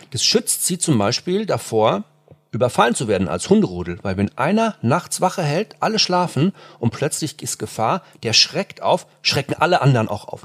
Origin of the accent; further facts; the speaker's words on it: near Frankfurt, Hesse, Germany; now in Munich, Germany; ich bin ja auch auf dem Land groß geworden, in der Nähe von Frankfurt